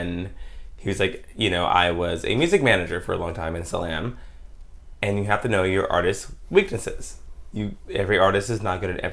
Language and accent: English; Texas, United States; I'm from Texas